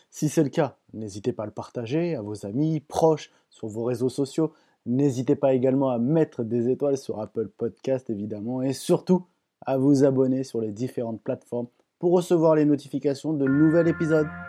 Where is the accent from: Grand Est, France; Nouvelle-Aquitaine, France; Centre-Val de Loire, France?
Centre-Val de Loire, France; Chartres; je dis pas ça parce que moi aussi, je viens de Chartres